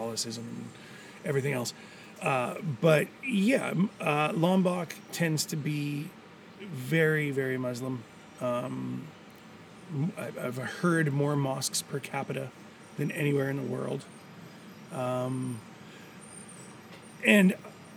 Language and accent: English; Canada; moved away as an adult; now in Gili Trawangan, Indonesia; where I grew up in Canada